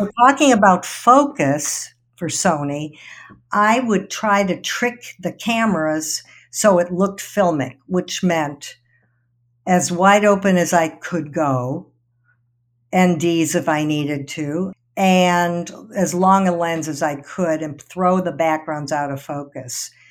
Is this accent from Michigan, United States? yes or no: yes; Detroit, Michigan, United States; moved away as an adult; also born or lived in Ann Arbor / New York; I grew up in Detroit